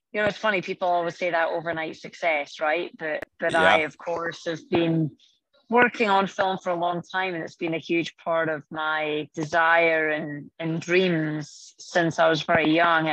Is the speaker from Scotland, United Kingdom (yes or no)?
yes; Scotland, United Kingdom; moved away as an adult; now in California, United States; I grew up in Scotland